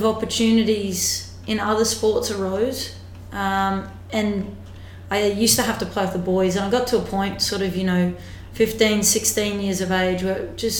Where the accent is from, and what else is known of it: Australia; born or raised there; moved away as an adult; now in England